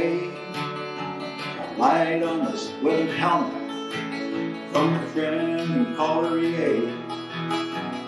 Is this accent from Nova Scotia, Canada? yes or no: yes; Springhill, Nova Scotia, Canada; I grew up in Spring, Nova Scotia